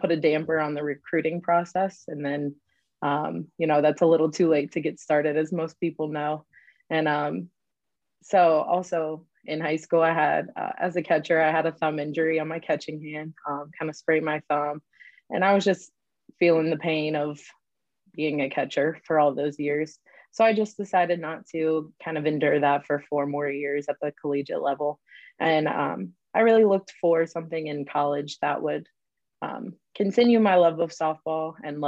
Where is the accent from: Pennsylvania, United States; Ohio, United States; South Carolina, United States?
Ohio, United States; Cincinnati; now in Morehead, United States; I grew up in Cincinnati, Ohio